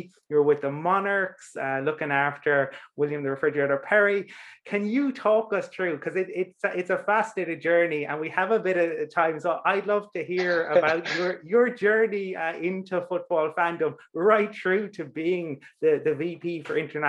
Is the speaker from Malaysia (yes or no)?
no; Cork, Munster, Ireland; I'm from Cork originally, so I know Baltimore well.